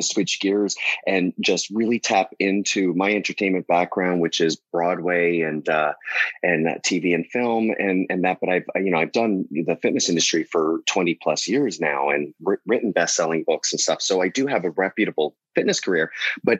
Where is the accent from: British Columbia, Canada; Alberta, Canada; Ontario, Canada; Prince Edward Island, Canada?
Ontario, Canada; Harrow; accent: Canadian; also born or lived in New York / Los Angeles; now in Palm Springs, United States; So my family and I'm from a small town, Harrow, Ontario, which is near Windsor